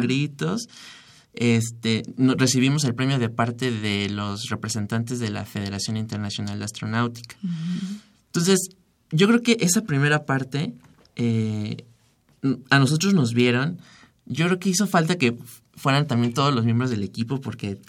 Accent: Mexico; somos cinco mexicanos

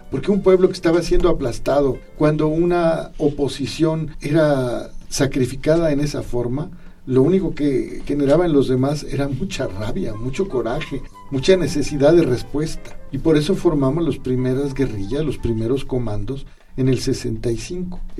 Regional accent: Mexico; es parte de nuestra identidad como mexicanos.

